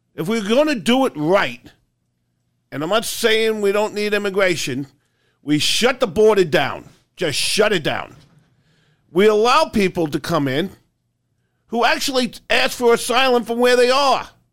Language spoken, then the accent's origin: English; New York, United States; Growing up in New York